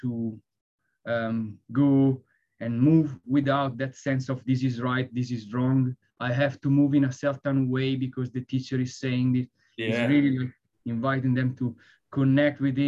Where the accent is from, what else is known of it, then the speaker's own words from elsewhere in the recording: Italy; now in London, United Kingdom; I live in London, but I'm from Italy